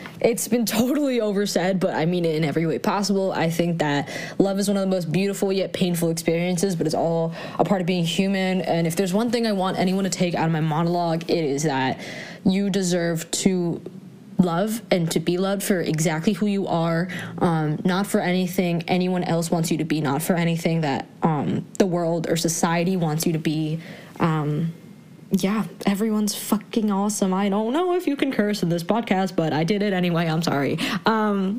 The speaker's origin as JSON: {"language": "English", "town": "New York City", "region": "New York", "country": "United States", "tie": "born or raised there", "said": "I was raised in New York City and, like, Brooklyn in particular"}